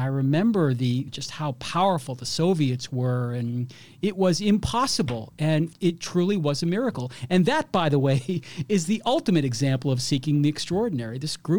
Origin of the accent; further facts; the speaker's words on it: Boston, Massachusetts, United States; I grew up in Boston